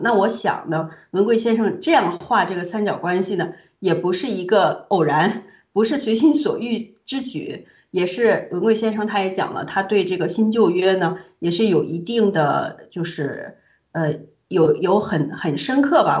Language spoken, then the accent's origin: Chinese; China; moved away; 我们都是从大陆，呃，出来的人，也在大陆生活的时间不短